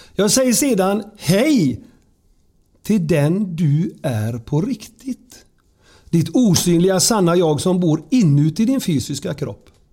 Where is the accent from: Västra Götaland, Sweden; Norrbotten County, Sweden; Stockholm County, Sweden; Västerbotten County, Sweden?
Västra Götaland, Sweden; Surte; så växte jag upp i Sörte, nära kyrkogården. Surte brukssamhälle